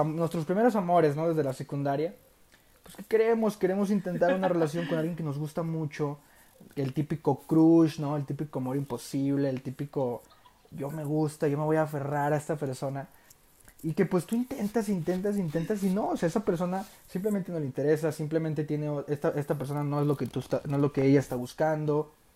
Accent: Durango, Mexico; soy de Durango, Durango, México, tierra de los alacranes

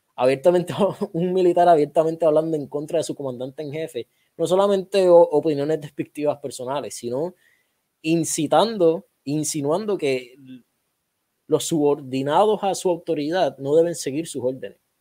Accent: Puerto Rico; somos puertorriqueños, pero somos parte de Estados Unidos

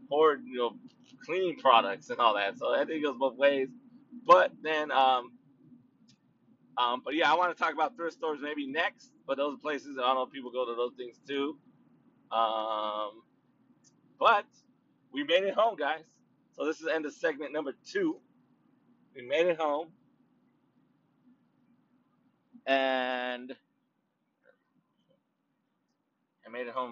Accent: Anaheim, California, United States; also born or lived in Los Angeles County, California; now in Riverside County, United States; I do live in Riverside County now, but but I'm from Orange County, baby, so that's how I represent City of Anaheim, City of Orange, East Side

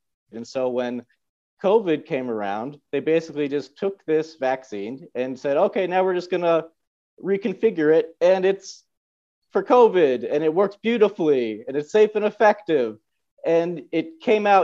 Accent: United States; moved away as an adult; also born or lived in Bashkortostan, Russia; now in Moscow, Russia; as an American

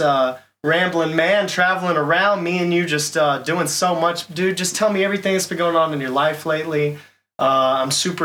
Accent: Texas, United States; I'm from Texas

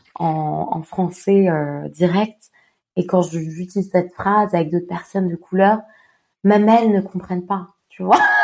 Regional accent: Montpellier, Occitania, France; je suis française, j'ai grandi à Montpellier

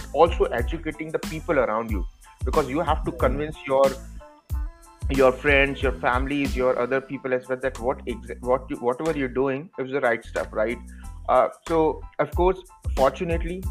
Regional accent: India; now in United States; I come from India

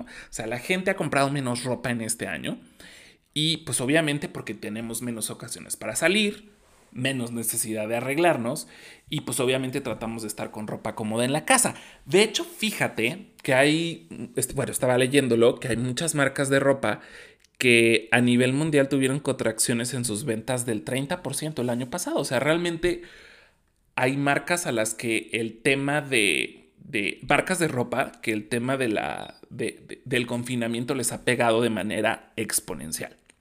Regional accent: Mexico; como buen mexicano

